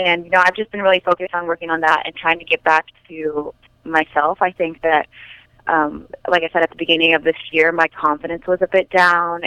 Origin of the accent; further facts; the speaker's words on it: Fresno, California, United States; moved away as an adult; now in North Carolina, United States; I'm from California, obviously, Fresno, and it gets really hot there